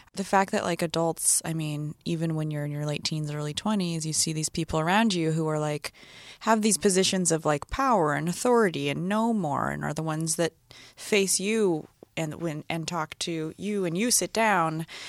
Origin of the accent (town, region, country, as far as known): Northern California, United States; born or raised there; also born or lived in San Diego